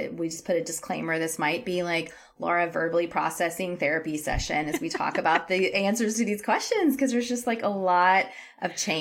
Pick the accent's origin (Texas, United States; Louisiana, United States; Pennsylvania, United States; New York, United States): Texas, United States; moved away as an adult; also born or lived in California / Europe / Canada; I grew up in Texas